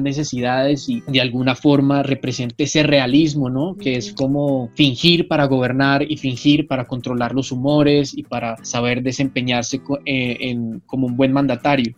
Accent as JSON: {"language": "Spanish", "country": "Colombia", "said": "en mi país"}